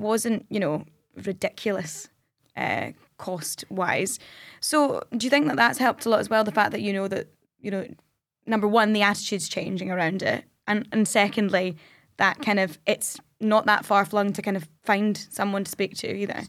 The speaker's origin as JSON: {"language": "English", "region": "Scotland", "country": "United Kingdom", "said": "we're Scottish"}